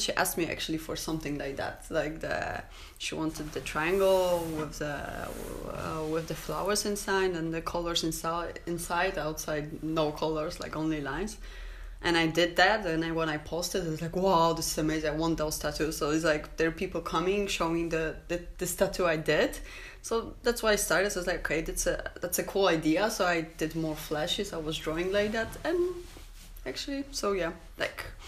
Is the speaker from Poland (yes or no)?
yes; Poland; English is a second language; also born or lived in Krakow; I'm um, from Poland.